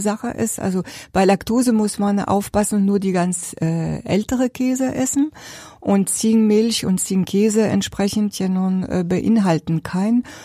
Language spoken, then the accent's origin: German; Jura, Bourgogne-Franche-Comté, France; German is a second language; moved away as an adult; also born or lived in Paris, France / Berlin, Germany; now in Neubachenbruch, Germany; Bin auch Französin